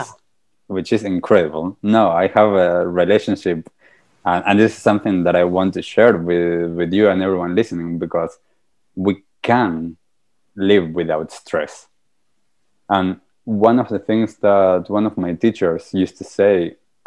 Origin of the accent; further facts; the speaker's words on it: Argentina; moved away; I'm also from Argentina. And back in Argentina, I was a very stressed out person